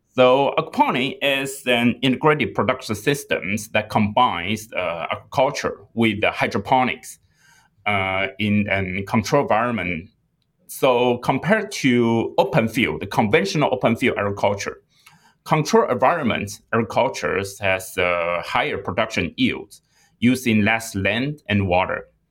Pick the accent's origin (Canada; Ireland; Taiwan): Taiwan; moved away as an adult; also born or lived in England / Singapore; now in United States; I was born and raised in Taiwan